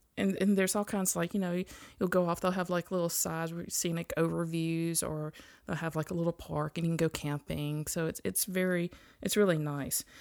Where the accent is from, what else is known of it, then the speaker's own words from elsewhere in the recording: Mississippi, United States; moved away; also born or lived in Tupelo, Mississippi / Vicksburg, Mississippi; as a child growing up in Mississippi, and like I said earlier, we used to live in Vicksburg